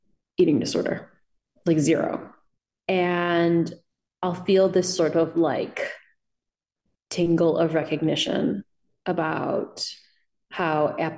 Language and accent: English; Illinois, United States; accent: Midwestern; you can probably hear my Midwestern vowels. I feel like you can also probably in my sentences read a certain kind of like, I grew up in Illinois.